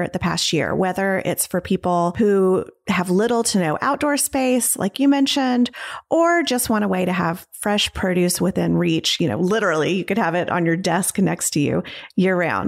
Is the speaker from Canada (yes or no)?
no; the South, United States; also born or lived in Knoxville, Tennessee; I'm from the South